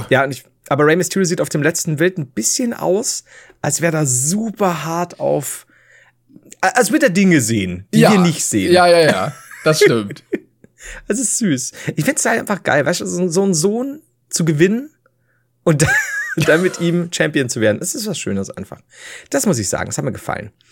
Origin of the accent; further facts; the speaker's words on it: Nuremberg, Bavaria, Germany; Allerdings möchte ich betonen, dass ich als Nürnberger im Ernstfall natürlich Team Heider bin.